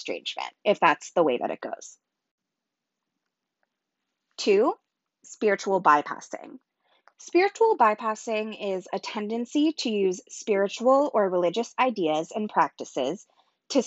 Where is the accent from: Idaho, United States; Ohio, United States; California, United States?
California, United States; Southern; We grew up together in Southern California